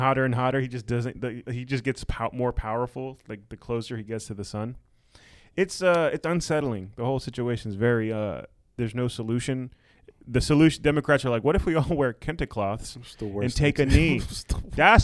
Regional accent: United States; I'm an American

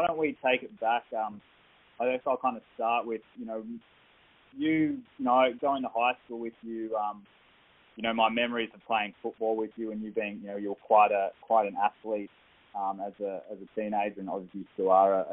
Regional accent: Northern Rivers, New South Wales, Australia; Jack May is a mate I grew up with in Northern Rivers. We went to high school together.

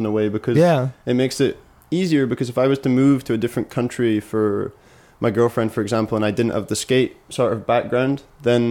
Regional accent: Stonehaven, Scotland, United Kingdom; also born or lived in Aberdeen, Scotland; now in Copenhagen, Denmark; grew up in a town called Stonehaven, 20 minutes from the city

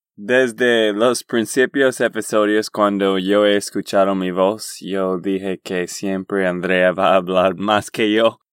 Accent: Texas, United States; Spanish is a second language; de Texas, Estados Unidos

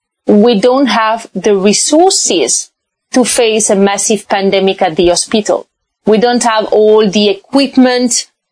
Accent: France; also born or lived in China / Brazil / Panama / Switzerland; So I was born French from Spanish origin. My husband is from Morocco. And I lived abroad most of my life. I had the chance to live in China, Brazil, France, Panama, Switzerland, Morocco.

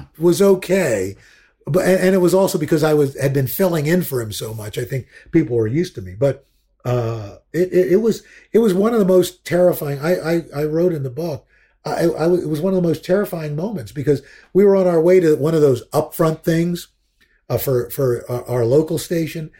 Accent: New York, United States; moved away; also born or lived in Cleveland; I'm a New Yorker

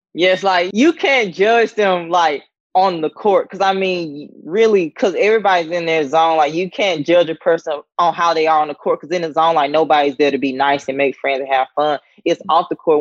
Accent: Sandersville, Georgia, United States; moved away as an adult; also born or lived in North Carolina / South Carolina; growing up in Georgia in the town of Sandersville

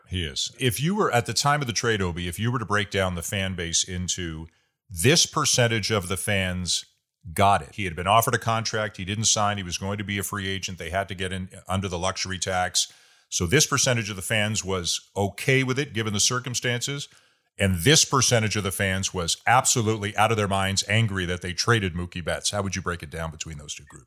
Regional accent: Toronto, Ontario, Canada; my hometown

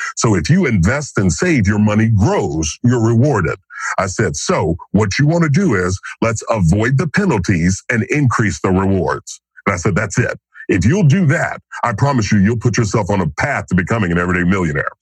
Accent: Kentucky, United States; now in Franklin, United States; growing up in Kentucky, sitting on the front porch

